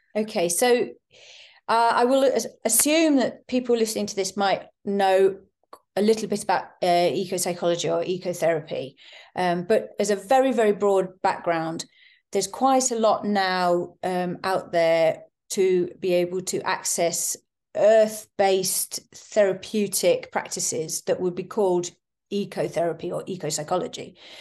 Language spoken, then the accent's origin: English; East Sussex, South East England, United Kingdom; I grew up in East Sussex, actually near in the Weald